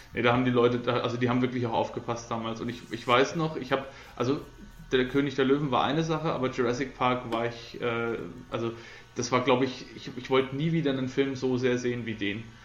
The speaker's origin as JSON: {"language": "German", "town": "Coburg", "region": "Bavaria", "country": "Germany", "said": "bei uns in Coburg"}